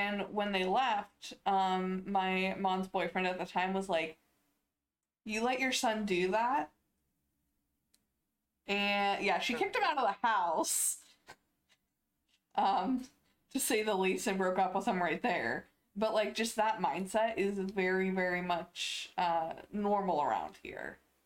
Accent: Ohio, United States; growing up in Ohio

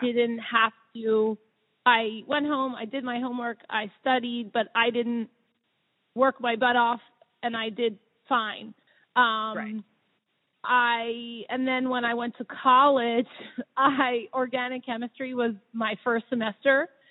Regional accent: Havertown, Pennsylvania, United States; I grew up right around here. I grew up in Havertown

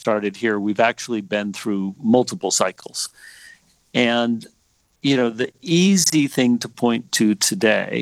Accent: Pasadena, California, United States; also born or lived in New York; now in San Francisco, United States; I grew up in Southern California in Pasadena

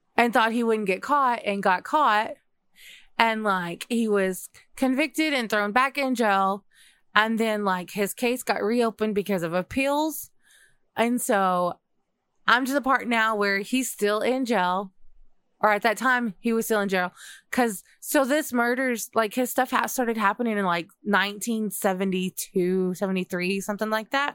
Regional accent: Texas, United States; I grew up in Texas

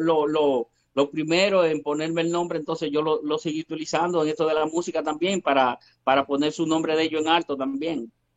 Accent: Peralta, Azua, Dominican Republic; now in Santo Domingo, Dominican Republic; yo soy de República Dominicana, dominicano 100%, soy de, de un campito muy humilde eh, llamado Peralta, eso pertenece al sur de la República Dominicana

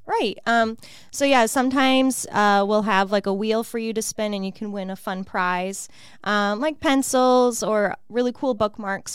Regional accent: Illinois, United States; moved away as an adult; also born or lived in Chicago; now in Peoria, United States; I'm originally from Illinois, Illinois, um, born and raised, and then yeah, we moved here

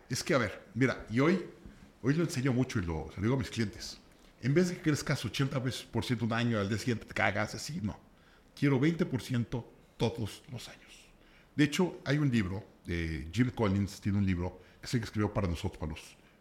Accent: Mexico; soy de México

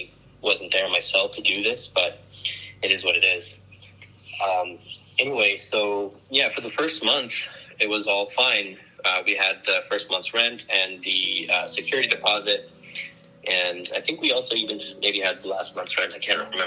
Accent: San Francisco Bay Area, California, United States; also born or lived in Vernon Hills, Illinois; We're from the San Francisco Bay Area

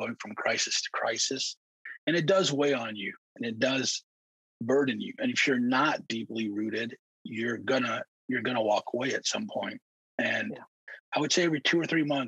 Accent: Detroit, Michigan, United States; also born or lived in Middle East; I grew up in Detroit. When I say I grew up in Detroit, I didn't grow up in the suburbs. I grew up in the heart of Detroit

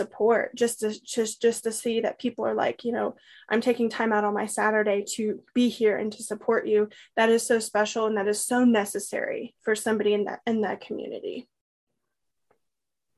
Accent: Comfort, Texas, United States; I grew up in Kendall County, Comfort in particular

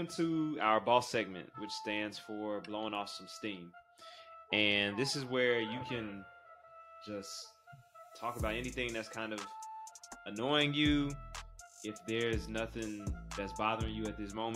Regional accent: Atlanta, Georgia, United States; I grew up in Atlanta

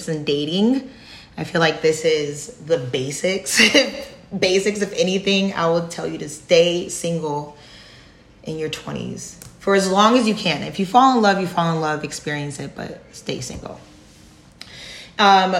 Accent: New Jersey, United States; moved away as an adult; now in Texas, United States; I'm originally from New Jersey

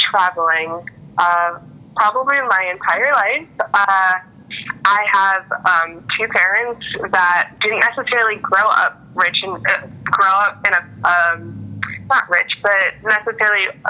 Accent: United States; now in Washington, D.C., United States; I'm from the U.S.

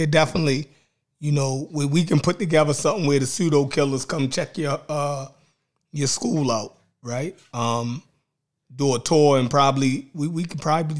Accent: Baltimore, Maryland, United States; I'm from Baltimore.

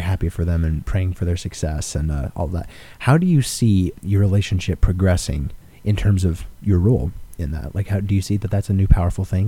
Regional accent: Alaska, United States; I am from Alaska

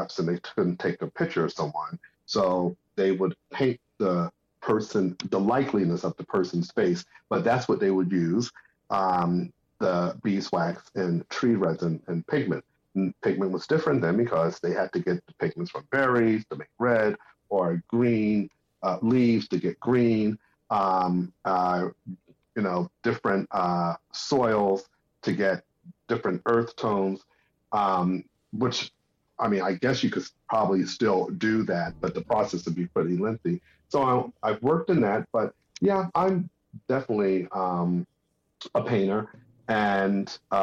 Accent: Newark, New Jersey, United States; as a kid, I grew up in New Jersey, and I was born in Newark, New Jersey

